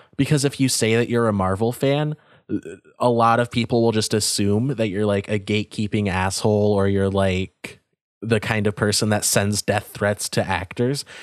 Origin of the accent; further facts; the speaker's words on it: United States; As an American